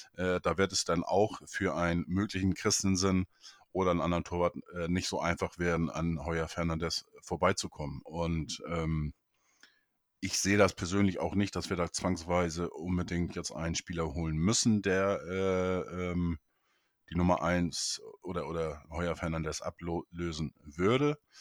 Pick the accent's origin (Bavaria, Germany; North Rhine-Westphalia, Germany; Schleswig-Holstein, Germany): Schleswig-Holstein, Germany; Neustadt in Holstein; in meine Geburtsstadt, Neustadt in Holstein